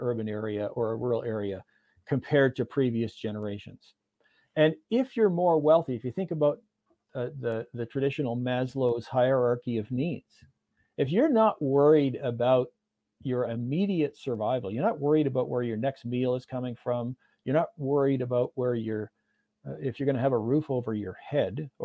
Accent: Hamilton, Ontario, Canada; I grew up outside Hamilton, Ontario, in a place called Clapperton's Corners, which is simply an intersection of two highways.

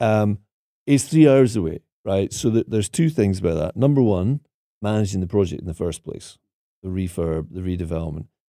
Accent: Aviemore, Scotland, United Kingdom; moved away; the project at Ave Moor, 'cause that, that one there, apart from being my hometown

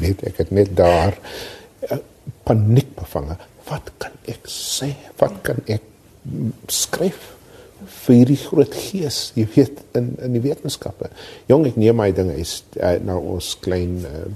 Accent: South Africa

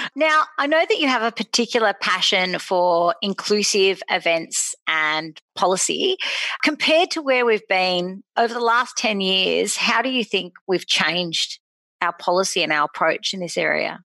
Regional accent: Sydney, New South Wales, Australia; also born or lived in Randwick / Bondi; I'm born and bred in Bronte

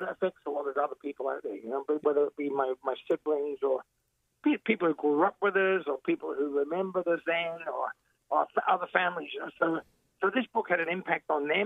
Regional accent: Elizabeth, South Australia, Australia; I grew up in Elizabeth. I came here when I was real young, and I grew up there

